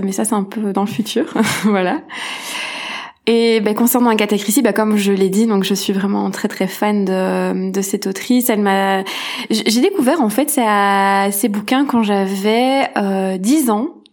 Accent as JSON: {"language": "French", "country": "Belgium", "said": "je suis une petite Belge"}